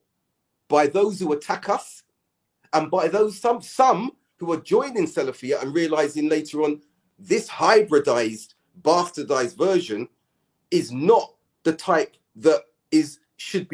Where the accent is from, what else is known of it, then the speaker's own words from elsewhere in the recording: United Kingdom; We're British.